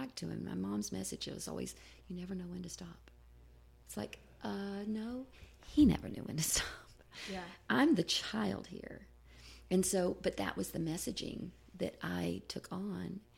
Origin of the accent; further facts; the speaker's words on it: the South, United States; I grew up in the South in a fundamental, independent Baptist church